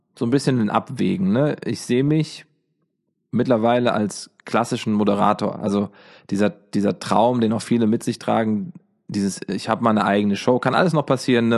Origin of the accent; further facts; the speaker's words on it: Giessen, Hesse, Germany; Ich komme aus Gießen, daher kennen wir uns. Gießen ist äh, die Homebase